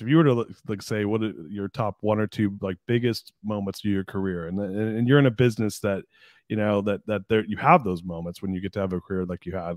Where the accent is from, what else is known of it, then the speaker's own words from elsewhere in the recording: Anaheim, California, United States; I was born in Anaheim, and I grew up in Orange County.